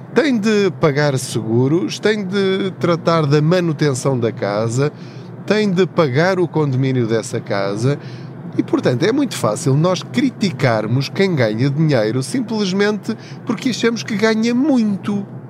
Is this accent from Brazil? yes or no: no; Covilhã, Centro, Portugal; moved away as an adult; now in Lisbon, Portugal; eu sou da Covilhã, da zona da Covilhã, de uma aldeia chamada Paul, de uma terriola um bocadinho maior ao lado, uma vila chamada Tortuzendo.